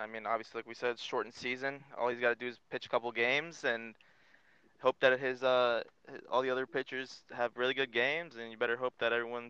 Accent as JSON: {"language": "English", "town": "Chicago", "region": "Illinois", "country": "United States", "said": "I'm from Chicago"}